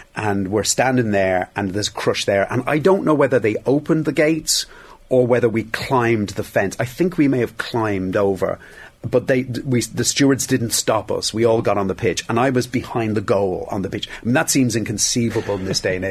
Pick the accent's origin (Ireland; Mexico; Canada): Ireland; Dublin, Leinster; I was from Dublin.